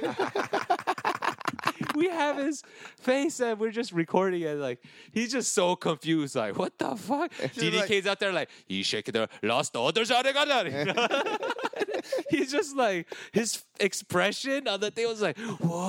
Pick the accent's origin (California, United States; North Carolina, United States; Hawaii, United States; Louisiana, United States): California, United States; Diamond Bar; I grew up in Diamond Bar